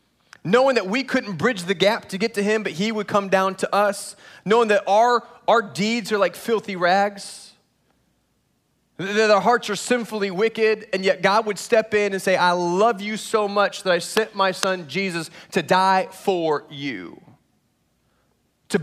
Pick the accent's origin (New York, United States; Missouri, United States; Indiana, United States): Indiana, United States; moved away as an adult; also born or lived in Chicago, Illinois / South Florida; now in Texas, United States; I grew up in Indiana, college at a Moody Bible Institute in downtown Chicago, and then South Florida for 13 and a half years